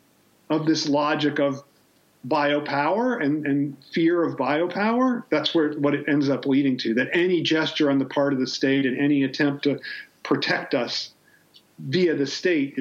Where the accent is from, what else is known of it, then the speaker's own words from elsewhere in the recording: Ohio, United States; I'm from Ohio